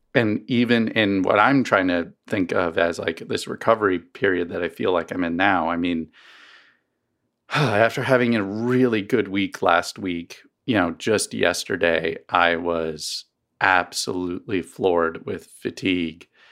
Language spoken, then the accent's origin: English; East Coast, United States; now in Missouri, United States; I grew up on the East Coast, um, and never really had allergies until I moved to Missouri